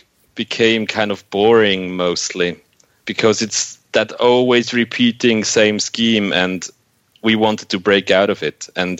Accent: Switzerland; we in Switzerland

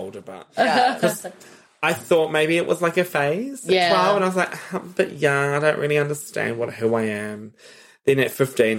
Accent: New Zealand; moved away; also born or lived in Sydney; Yes, I grew up in Aotearoa.

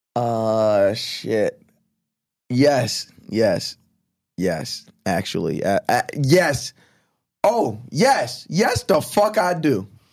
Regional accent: Long Island, New York, United States; growing up on Long Island, after my mom and my dad married

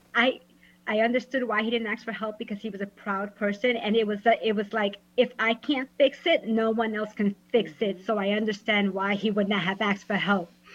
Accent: New York, United States; now in Orlando, United States; I'm originally from New York, but I'm in Orlando, Florida

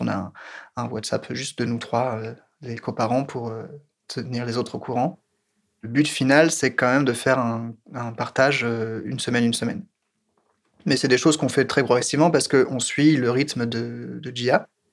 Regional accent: France; je suis français

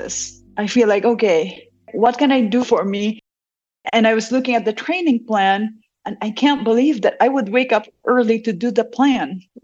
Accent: Bacolod, Negros Occidental, Philippines; moved away as an adult; now in United States; I was born and raised in Negros Occidental. And I was in Bacolod for high school and college. And I didn't move to the States until I finished college.

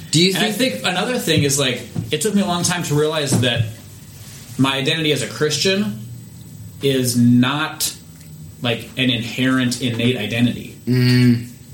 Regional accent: United States; I'm an American

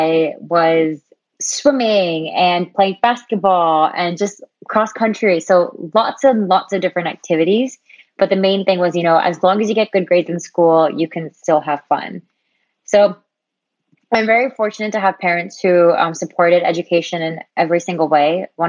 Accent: New Jersey, United States; born and raised in New Jersey in the USA

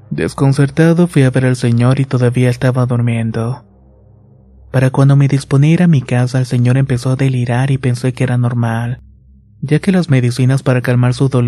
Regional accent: Michoacán, Mexico; Hasta no sé quién les diría a mis abuelos que la llevaron a un curandero y así fue. Somos de Michoacán y la llevaron a Guanajuato con un curandero bastante bueno.

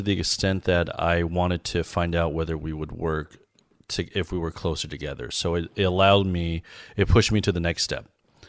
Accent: Harbin, Heilongjiang, China; born there; I was born in Harbin, China, and I married a girl from Changchun, China

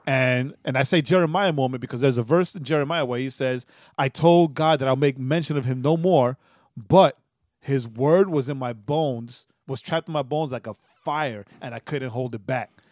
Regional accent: New York, United States; as a New Yorker

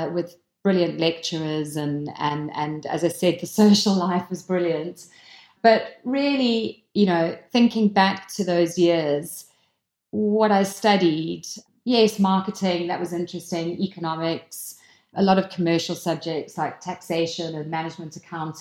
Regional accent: South Africa; born or raised there; moved away as an adult; also born or lived in Lancashire, United Kingdom; now in United Kingdom

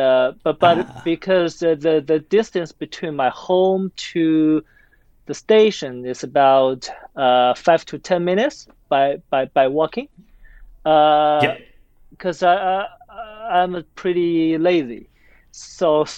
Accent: Beijing, China; moved away as an adult; also born or lived in United States; I was born and raised in Beijing

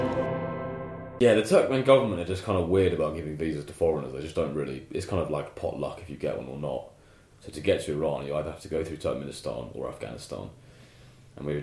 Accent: England, United Kingdom

